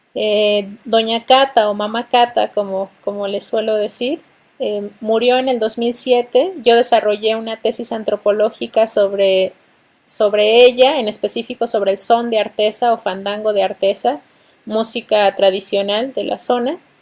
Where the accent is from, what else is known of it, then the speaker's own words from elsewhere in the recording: Oaxaca, Mexico; moved away as an adult; also born or lived in Mexico City; yo soy de la ciudad de Oaxaca, nací en Oaxaca